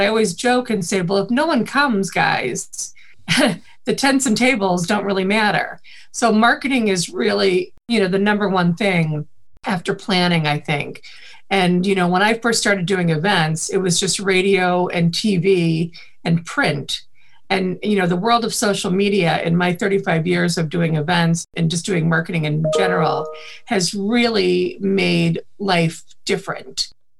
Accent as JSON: {"language": "English", "region": "Midwest", "country": "United States", "accent": "Midwest", "said": "But I think the Midwest accent is actually the really cleanest accent. And I do try not to have it."}